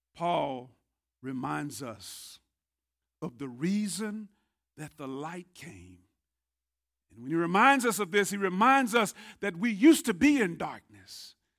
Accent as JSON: {"language": "English", "town": "Tyler", "region": "Texas", "country": "United States", "tie": "born or raised there", "said": "I grew up here in Tyler."}